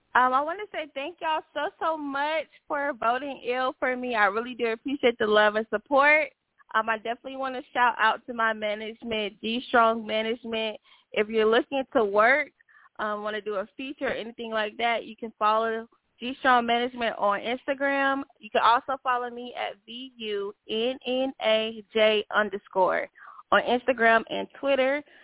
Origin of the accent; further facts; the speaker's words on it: Atlanta, Georgia, United States; I am from Atlanta, Clayco, Southside